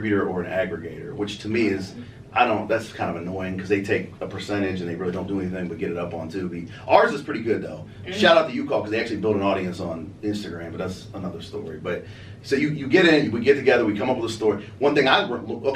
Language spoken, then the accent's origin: English; Youngstown, Ohio, United States; moved away as an adult; now in Cleveland, United States; I grew up in Youngstown